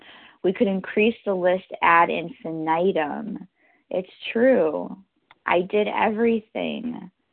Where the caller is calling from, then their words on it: New York, United States; I'm calling from New York, New York.